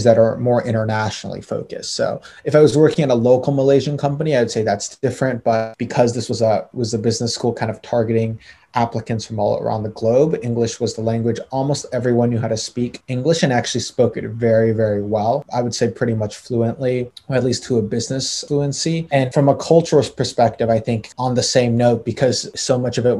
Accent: Chicago, Illinois, United States; moved away as an adult; also born or lived in Boston; I grew up in Chicago, went to Walter Payton for high school

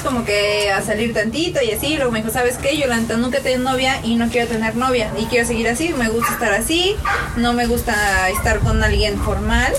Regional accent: Mexico; Nosotros como mexicanos

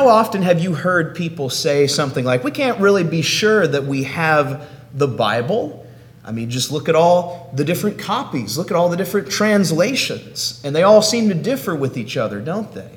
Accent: Oklahoma, United States; now in Tallahassee, United States; I hail from Oklahoma, but right now I'm living in Florida in the city of Tallahassee

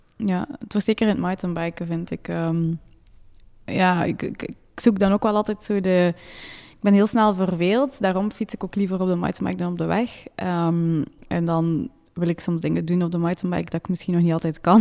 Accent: Maldegem, Flanders, Belgium; moved away as an adult; also born or lived in Leuven; now in Monaco; ik ben verhuisd van Maldegem, want ik kom van Maldegem naar Leuven. Dus in, bij mijn papa thuis hadden wij ons eigen stal

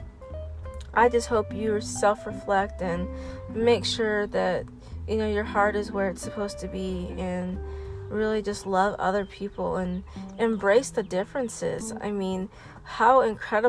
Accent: Lawrence, United States; growing up in Lawrence

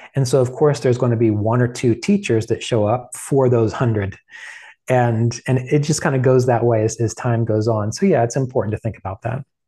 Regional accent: West Virginia, United States; I grew up in West Virginia

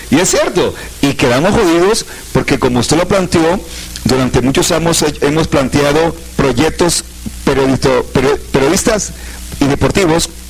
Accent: Colombia; como cualquier colombiano aficionado al fútbol

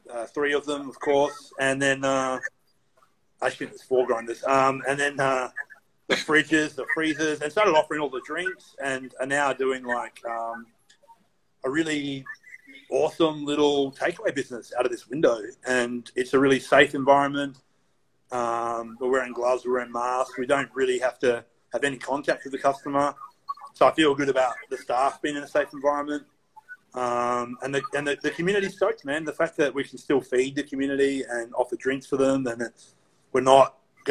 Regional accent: Australia; moved away as an adult; now in United States; coming from Australia, like what we grew up with in Australia

